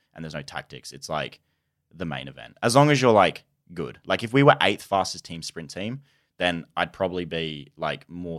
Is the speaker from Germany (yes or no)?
no; Australia; So like I'm Australian.